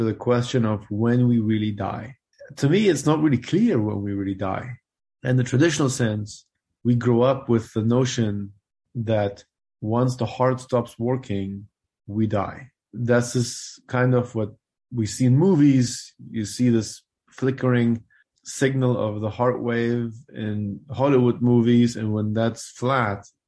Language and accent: English; Germany; moved away as an adult; also born or lived in Afghanistan / Switzerland; now in Louisville, United States; I moved to Germany when I was 6 years old. That's where I grew up and did my medical school